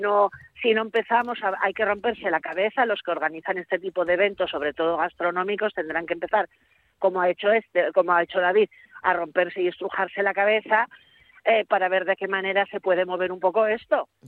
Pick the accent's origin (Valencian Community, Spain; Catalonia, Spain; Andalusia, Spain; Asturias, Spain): Asturias, Spain; Gijón; Yo que soy de Puerto de Mar